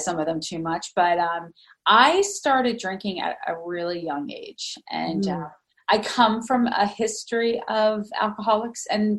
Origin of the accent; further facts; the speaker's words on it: Allentown, Pennsylvania, United States; also born or lived in Harrisburg, Pennsylvania; now in Camp Hill, United States; I grew up in Pennsylvania. So I'm from actually the Lehigh Valley area